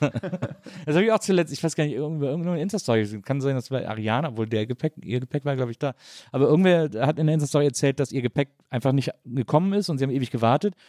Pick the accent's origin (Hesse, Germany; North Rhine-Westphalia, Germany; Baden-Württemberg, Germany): North Rhine-Westphalia, Germany; Cologne; als ja. Kölner